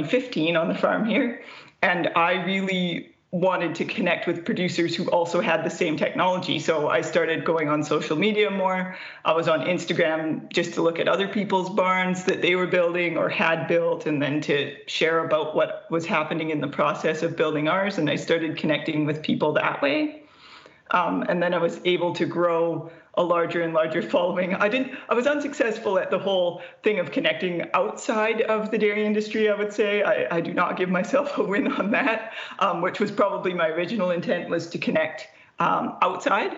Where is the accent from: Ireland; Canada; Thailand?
Canada; West Kootenays, British Columbia; also born or lived in Vancouver / Chilliwack; I'm from a very small town in the West Kootenays of BC. I was raised in a town of 350 people.